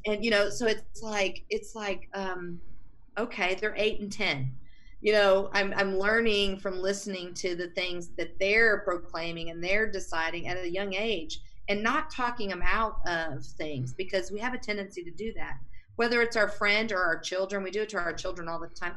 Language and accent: English; Texas, United States; moved away as an adult; now in Colorado, United States; I was raised in Texas